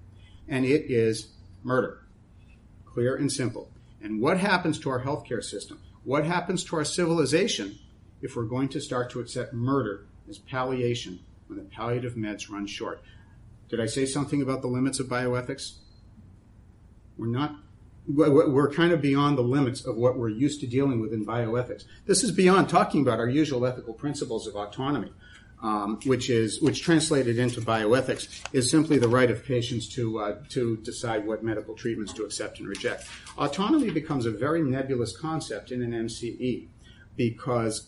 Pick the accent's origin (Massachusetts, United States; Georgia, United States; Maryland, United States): Massachusetts, United States; born or raised there